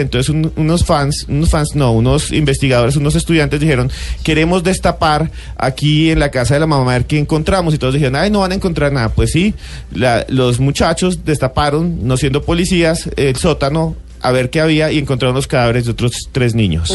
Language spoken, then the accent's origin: Spanish; Colombia